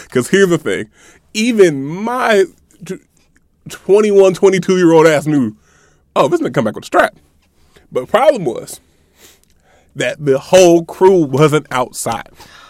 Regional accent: Cincinnati, Ohio, United States; I'm a junior. I'm from Cincinnati.

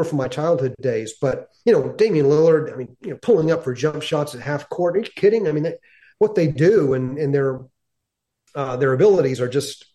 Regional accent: Knoxville, Tennessee, United States; I was born in Knoxville

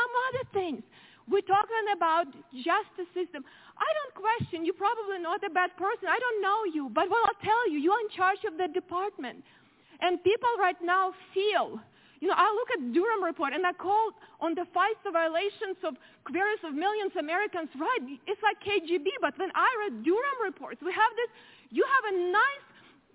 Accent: Ukraine; now in United States; I grew up in very similar country, Ukraine now

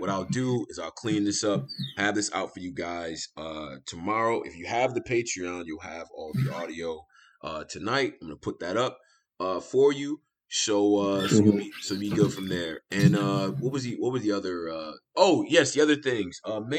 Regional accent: Rochester, New York, United States; my street in Rochester.

